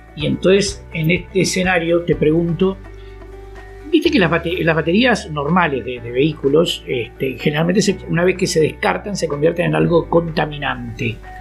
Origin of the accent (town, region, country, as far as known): Argentina